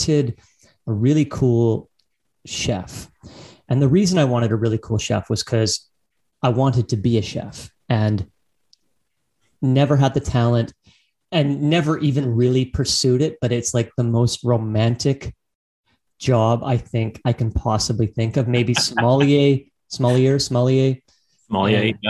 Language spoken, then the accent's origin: English; Abbotsford, British Columbia, Canada; I grew up in Abbotsford